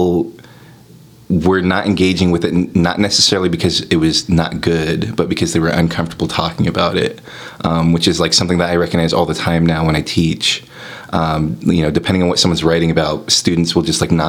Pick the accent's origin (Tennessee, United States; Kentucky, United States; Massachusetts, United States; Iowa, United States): Kentucky, United States; Covington; moved away as an adult; also born or lived in California; now in Chicago, United States; moving from California to the part of Kentucky that I'm from